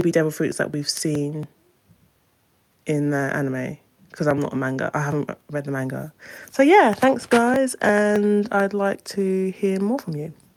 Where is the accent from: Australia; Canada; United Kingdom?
United Kingdom; London; I'm from London, UK